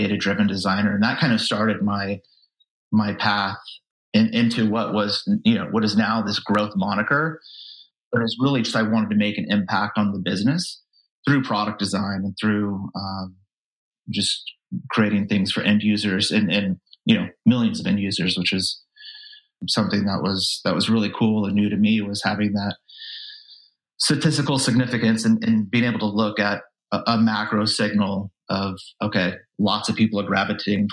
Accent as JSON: {"language": "English", "town": "Vacaville", "region": "California", "country": "United States", "tie": "born or raised there", "said": "I grew up in Vacaville, California, Northern California"}